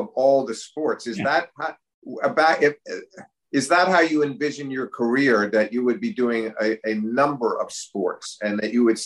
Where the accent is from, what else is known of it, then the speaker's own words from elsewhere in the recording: New York City, New York, United States; also born or lived in Connecticut; as a kid, I also was growing up in New York, first Connecticut.